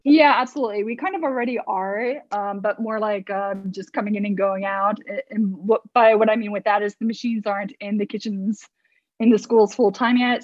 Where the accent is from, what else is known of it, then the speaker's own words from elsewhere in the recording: New Jersey, United States; moved away as an adult; also born or lived in Manhattan, New York / England; I'm from the states, born and bred in New Jersey, East Coast